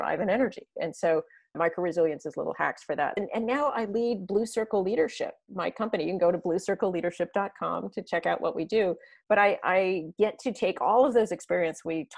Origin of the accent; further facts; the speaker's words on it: San Diego, California, United States; I grew up in San Diego where there's no snow